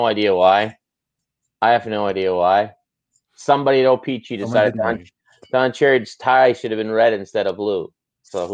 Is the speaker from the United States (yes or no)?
no; Eastern Canada, Canada; we're growing up in Eastern Canada